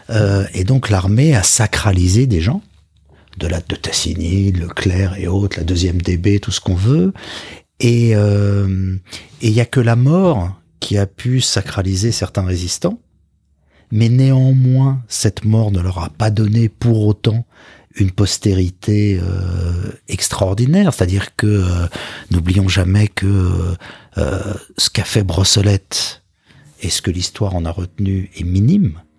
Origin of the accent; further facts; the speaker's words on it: Paris, Île-de-France, France; also born or lived in Boulogne-Billancourt, Hauts-de-Seine; alors je suis né dans les Hauts-de-Seine, à Boulogne, et j'ai grandi dans le 17e arrondissement, à Paris.